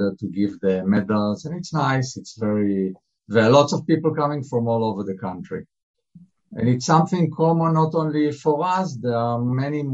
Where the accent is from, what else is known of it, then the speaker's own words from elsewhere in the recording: Israel; we grew up in a kibbutz, in a common community